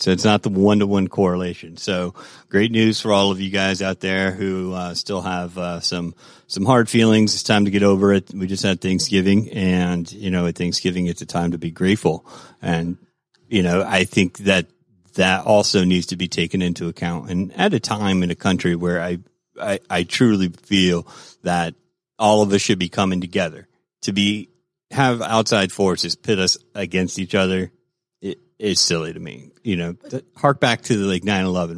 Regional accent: Florida, United States; now in Georgia, United States; I grew up in Florida

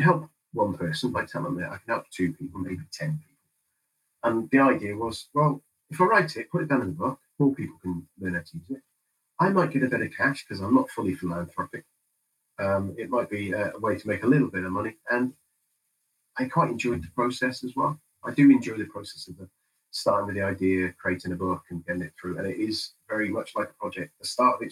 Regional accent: United Kingdom; I'm British

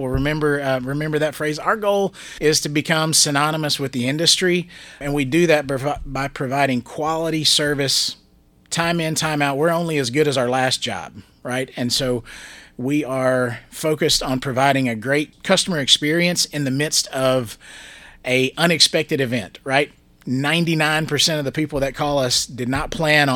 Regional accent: Gallatin, Tennessee, United States; I grew up there in Gallatin

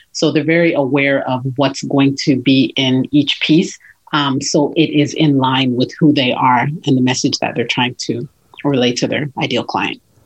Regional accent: Toronto, Ontario, Canada; moved away; I was born and raised in Toronto

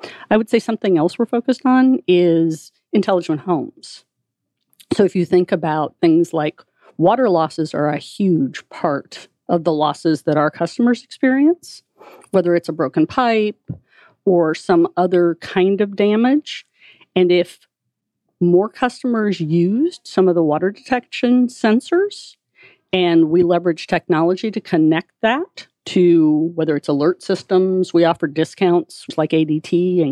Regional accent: Columbia, Missouri, United States; Went to the University of Missouri in Columbia, wow, which is my hometown. Grew up on a farm

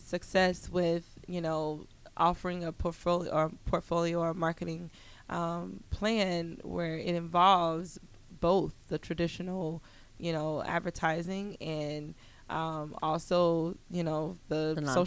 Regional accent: Montgomery, United States; moved away; I'm from Montgomery

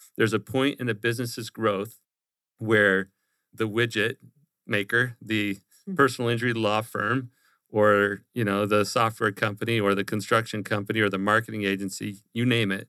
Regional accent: Glendale, Arizona, United States; now in Gilbert, United States; So I grew up here in the Valley in Glendale on the west side. I live in Gilbert now on the east side.

